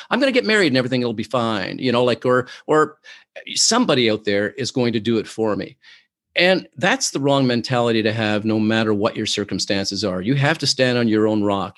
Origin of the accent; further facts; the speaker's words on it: Oshawa, Ontario, Canada; now in Toronto, Canada; I am originally from Oshawa, Ontario, Canada